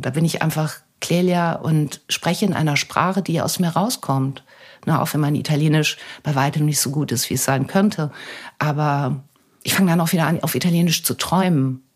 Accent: Germany; Deutschland ist meine Heimat. Ich habe meine Familie, meine Freunde hier

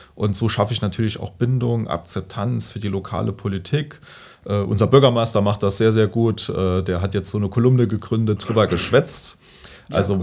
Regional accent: Hasborn, Saarland, Germany; ich komme ja aus Hasborn

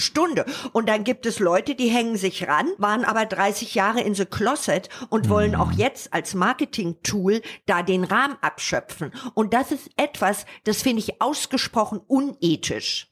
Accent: Berlin, Germany; moved away as an adult; also born or lived in England; in meiner Heimatstadt

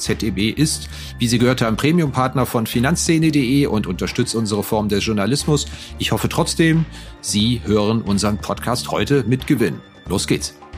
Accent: Neuwied, Rhineland-Palatinate, Germany; der Ort, wo ich geboren bin, Neuwied am Rhein

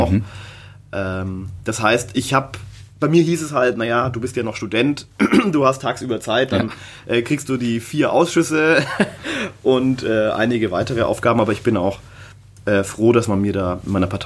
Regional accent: Nuremberg, Bavaria, Germany; born there; meine Eltern sind in den 80er Jahren hierher gekommen und ja, ich bin in Nürnberg geboren

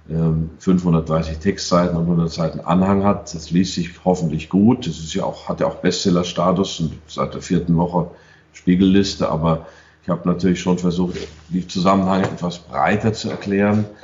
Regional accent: United States; Ich war äh, zehn Jahre dort. Ich bin Amerikaner.

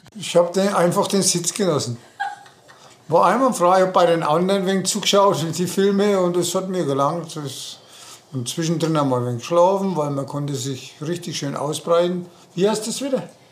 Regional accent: Germany; bei uns in Deutschland

